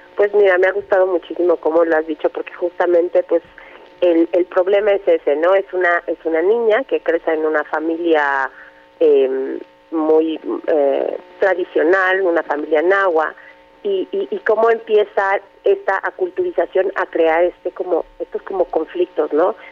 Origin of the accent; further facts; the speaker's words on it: Mexico; also born or lived in Sierra Norte de Puebla; como mexicanos